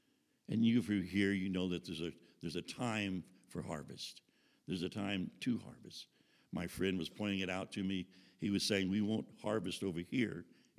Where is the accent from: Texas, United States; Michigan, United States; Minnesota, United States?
Texas, United States; Houston; living in the South, living in Houston, Texas, and growing up in Southern churches